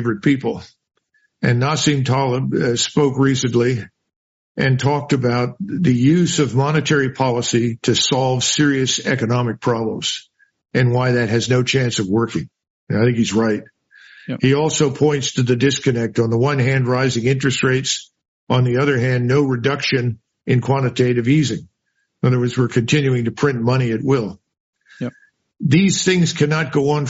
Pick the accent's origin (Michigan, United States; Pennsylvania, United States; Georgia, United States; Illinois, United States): Pennsylvania, United States; Philadelphia; I grew up in Philadelphia.